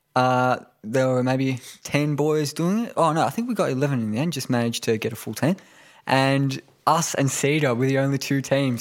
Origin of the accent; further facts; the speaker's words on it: Melbourne, Victoria, Australia; also born or lived in Tokyo, Japan; been in Melbourne my whole life northern suburbs